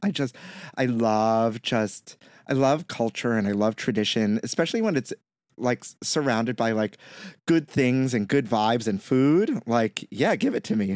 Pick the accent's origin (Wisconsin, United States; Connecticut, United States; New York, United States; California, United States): New York, United States; New York City; I may be Puerto Rican and I grew up in Brooklyn